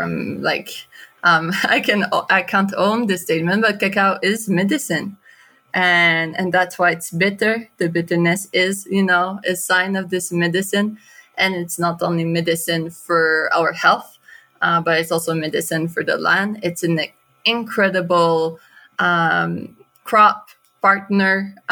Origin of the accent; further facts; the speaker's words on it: Canada; moved away; also born or lived in Guatemala; I'm from Canada